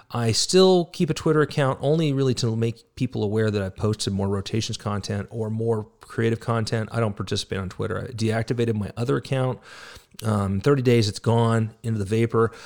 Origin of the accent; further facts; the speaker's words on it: United States; We are Americans